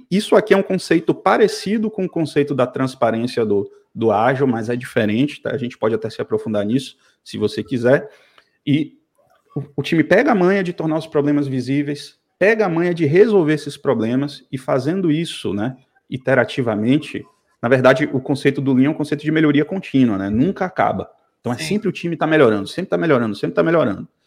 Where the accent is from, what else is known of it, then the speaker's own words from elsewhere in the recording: Salvador, Bahia, Brazil; eu sou de Salvador, como você já falou, cara.